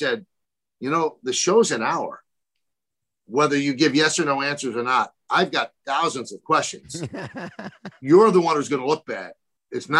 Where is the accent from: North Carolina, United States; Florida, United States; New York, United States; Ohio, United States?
New York, United States; New York City; I grew up in the South Bronx